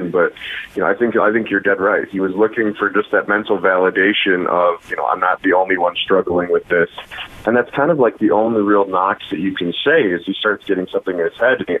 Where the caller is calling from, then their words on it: Machesney Park, Illinois, United States; Uh, Machesney Park, Illinois, Northern Illinois.